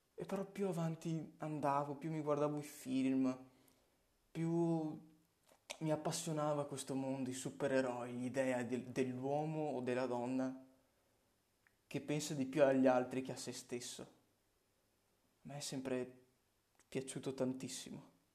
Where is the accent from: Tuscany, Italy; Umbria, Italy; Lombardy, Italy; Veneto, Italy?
Veneto, Italy; Legnago; Sono nato in una provincia di Verona, si chiama Legnago, paesino tranquillo, dove ho anche proseguito i miei studi superiori